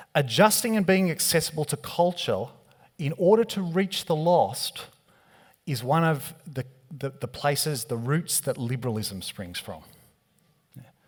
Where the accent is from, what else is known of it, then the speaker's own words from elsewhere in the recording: Australia; being Australian. We don't have an accent